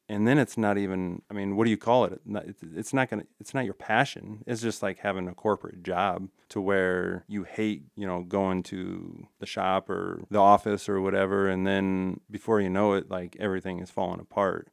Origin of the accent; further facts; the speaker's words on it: Ralston, Nebraska, United States; I, I grew up in Ralston, and Ralston's a tight